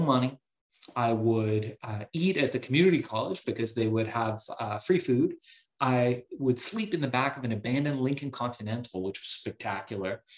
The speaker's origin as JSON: {"language": "English", "country": "Iran", "tie": "born or raised there", "moved": "yes", "lives_now": "United States", "said": "I was born in Iran"}